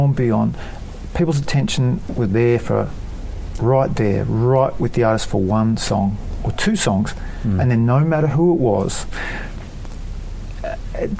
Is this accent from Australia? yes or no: yes; Australia